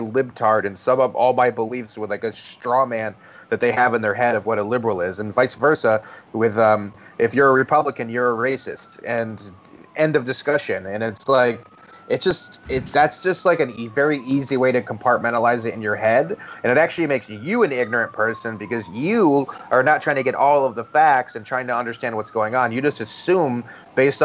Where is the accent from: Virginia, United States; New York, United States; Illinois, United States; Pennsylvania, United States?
Virginia, United States; growing up in Virginia